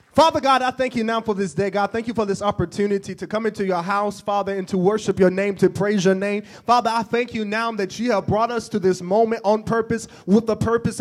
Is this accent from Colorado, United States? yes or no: no; Oxford, Mississippi, United States; I'm from Oxford. It's not too far from here.